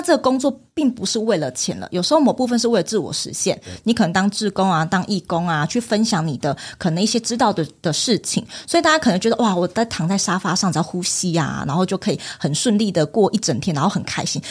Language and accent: Chinese; Taiwan; 我们是台湾人身份